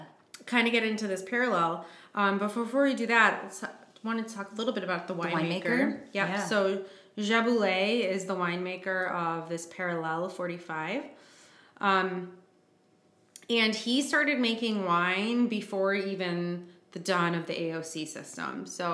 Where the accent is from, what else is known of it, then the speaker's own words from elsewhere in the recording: Michigan, United States; I'm from Michigan.